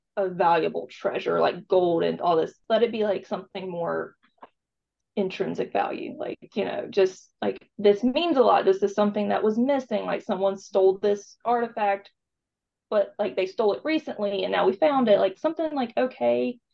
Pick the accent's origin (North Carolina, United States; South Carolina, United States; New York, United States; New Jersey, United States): South Carolina, United States; now in Savannah, United States; I grew up in South Carolina and I love Charleston